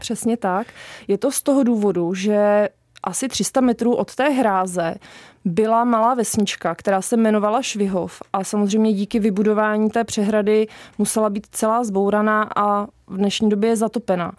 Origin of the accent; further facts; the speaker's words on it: Liberec, Liberec Region, Czechia; now in Zruč nad Sázavou, Czech Republic; Tak já pocházím z Liberce